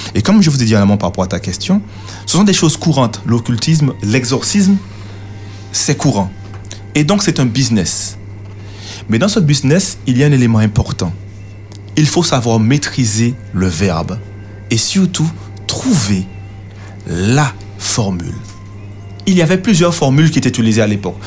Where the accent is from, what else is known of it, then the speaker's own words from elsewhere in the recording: Martinique; chez nous en Martinique, aux Antilles